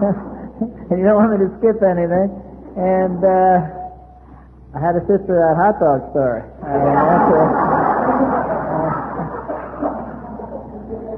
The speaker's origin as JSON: {"language": "English", "town": "New York City", "region": "New York", "country": "United States", "tie": "born or raised there", "moved": "yes", "lives_now": "San Diego, United States", "said": "I was born and raised in Brooklyn, New York"}